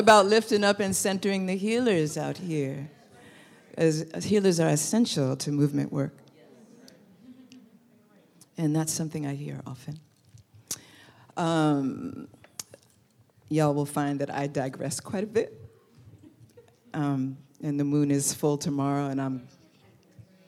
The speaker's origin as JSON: {"language": "English", "town": "New York City", "region": "New York", "country": "United States", "tie": "born or raised there", "also_born_or_lived": "Oakland, California", "moved": "as an adult", "said": "when I lived in Brooklyn, because I'm from New York"}